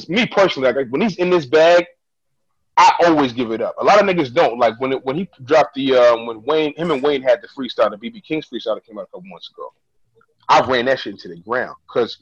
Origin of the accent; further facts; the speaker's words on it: Ghana; I'm Ghanaian